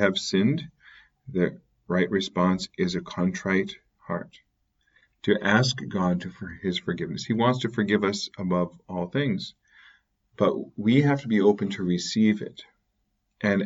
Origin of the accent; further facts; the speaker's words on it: Canada; as growing up in Canada, became Catholic in the middle of the wilderness